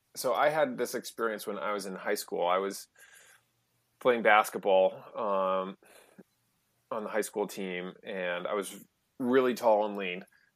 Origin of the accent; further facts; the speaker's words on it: Massachusetts, United States; And I grew up outside Boston.